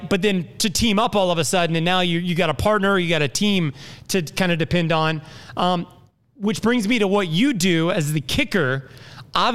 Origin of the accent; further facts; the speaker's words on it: Indianapolis, Indiana, United States; now in Jacksonville, United States; I'm from Indianapolis